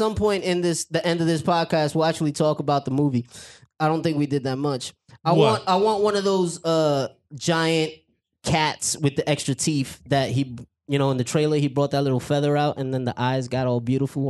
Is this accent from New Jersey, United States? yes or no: no; New York City, New York, United States; born or raised there